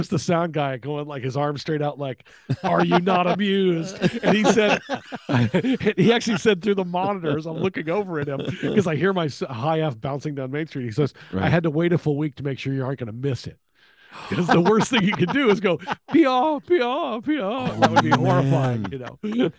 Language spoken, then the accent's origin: English; Texas, United States; I grew up in Texas, so I grew up knowing music, it's all about winning.